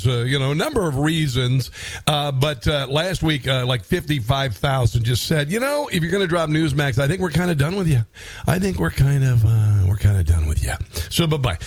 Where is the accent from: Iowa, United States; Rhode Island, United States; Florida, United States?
Iowa, United States; I grew up in Iowa